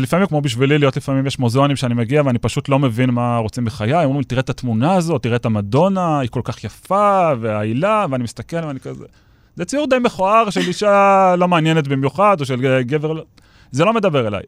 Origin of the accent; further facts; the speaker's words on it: Ramat Gan, Tel Aviv District, Israel; אני גדלתי בספרייה העירונית ברמת גן, ביליתי שם את מיטב שנותיי כילד וגם כנער